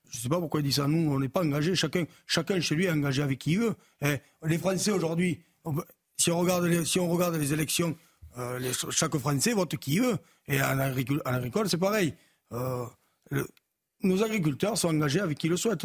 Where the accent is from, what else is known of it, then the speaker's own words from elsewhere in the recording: France; chez nous en France